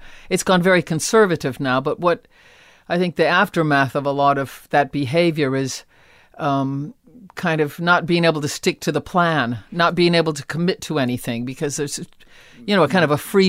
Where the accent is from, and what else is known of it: Akron, Ohio, United States; born or raised there